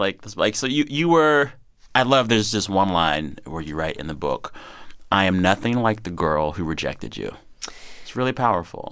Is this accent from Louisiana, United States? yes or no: no; Texas, United States; moved away; we Texans